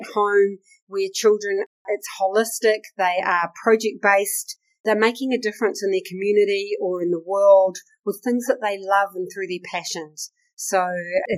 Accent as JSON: {"language": "English", "town": "Takaka", "region": "Tasman", "country": "New Zealand", "tie": "born or raised there", "said": "My hometown, Golden Bay, Takaka, paradise."}